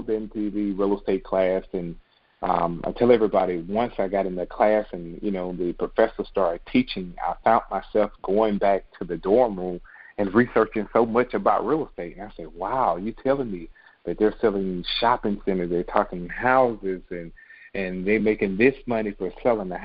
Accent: Birmingham, Alabama, United States; moved away as an adult; now in Atlanta, United States; Growing up in Birmingham

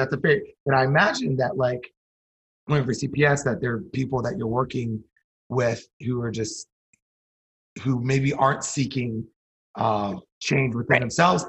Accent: Northern District, Israel; Like I grew up in Galilee, my friends never experienced

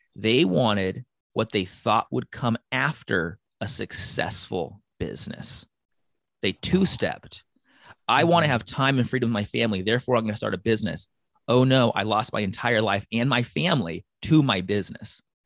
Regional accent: San Diego, California, United States; I was born and raised in San Diego

